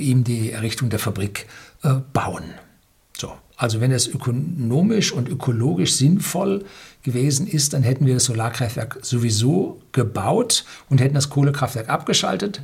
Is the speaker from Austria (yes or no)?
no; Germany; bei uns in Deutschland